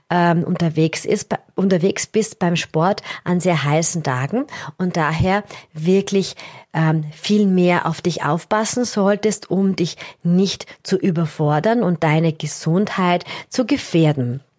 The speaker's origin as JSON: {"language": "German", "country": "Austria", "said": "Das ist für uns als, als Österreicher natürlich einmal was ganz anderes. Wir haben relativ oft Höhenmeter äh, bei Wettkämpfen dabei."}